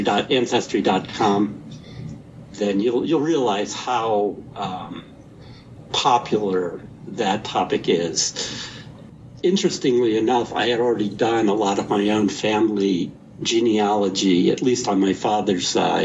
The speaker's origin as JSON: {"language": "English", "town": "Bay Village", "region": "Ohio", "country": "United States", "tie": "born or raised there", "also_born_or_lived": "Lakewood, Ohio", "moved": "yes", "lives_now": "Cincinnati, United States", "said": "I grew up in Bay Village, Ohio"}